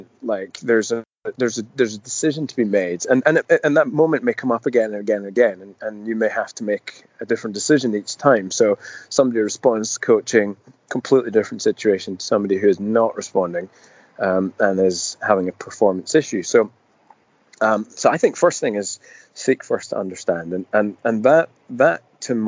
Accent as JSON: {"language": "English", "region": "Scotland", "country": "United Kingdom", "tie": "born or raised there", "said": "I was born in Scotland"}